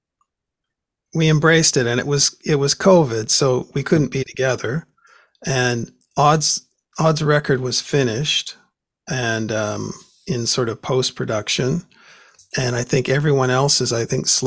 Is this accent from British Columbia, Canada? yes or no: yes; Vancouver, British Columbia, Canada; when I was a kid, it was on the radio here in Vancouver